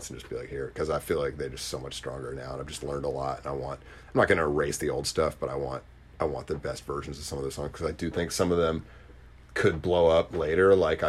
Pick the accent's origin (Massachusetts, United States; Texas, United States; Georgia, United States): Massachusetts, United States; Boston; it definitely showcases the fact that I'm from Boston, which is like a huge part of my identity. And if you look at the videos for the old stuff I put out, I try to shoot them all in the suburbs, in and around, you know, like Woburn and Medford